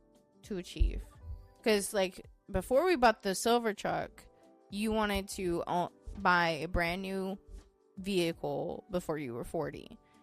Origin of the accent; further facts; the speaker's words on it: Southern California, United States; moved away as an adult; now in Texas, United States; I was born and raised in SoCal, for God's sakes.